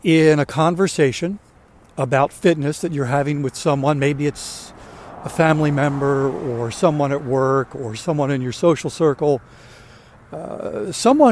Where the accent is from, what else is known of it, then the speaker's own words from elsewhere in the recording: Maryland, United States; I grew up in Maryland, lived outside of Baltimore most of my life